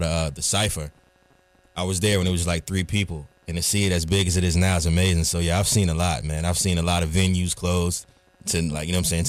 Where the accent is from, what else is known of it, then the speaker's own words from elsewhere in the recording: Raleigh, North Carolina, United States; also born or lived in Queens; I'm an artist from Raleigh, North Carolina. You know, travel back and forth from Queens, and I've been here since about 05.